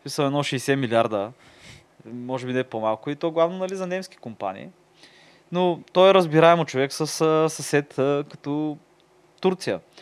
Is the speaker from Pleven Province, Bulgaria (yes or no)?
no; Tsarevo, Burgas Province, Bulgaria; от кой град си, аз винаги как, нали, ми Царево